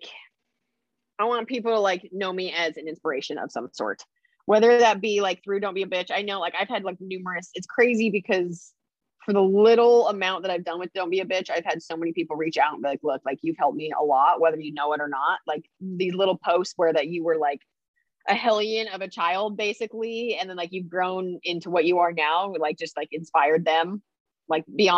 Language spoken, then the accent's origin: English; Idaho, United States; I'm from Idaho. So like I grew up like camping and four wheeling and like hiking, being in the mountains